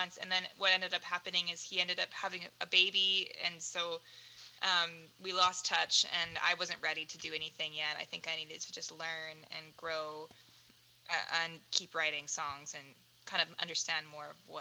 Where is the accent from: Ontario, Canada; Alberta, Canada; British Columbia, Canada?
British Columbia, Canada; Surrey; moved away as an adult; also born or lived in Langley / Abbotsford; now in Vancouver, Canada; I grew up in Surrey, technically, all my life. Port Kells is where I lived.